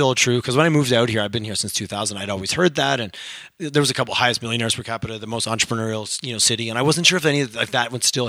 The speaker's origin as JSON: {"language": "English", "country": "Canada", "said": "We're so Canadian. We're so bad at telling our own stories."}